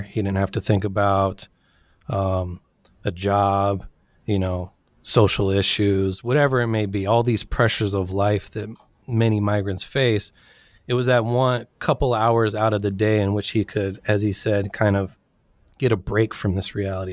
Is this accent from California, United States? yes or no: yes; Sacramento, California, United States; also born or lived in San Diego; I was born and raised in Sacramento, California